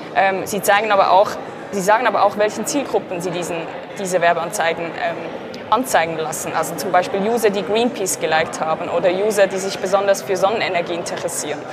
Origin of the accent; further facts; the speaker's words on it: Zurich, Switzerland; ich komme aus Zürich.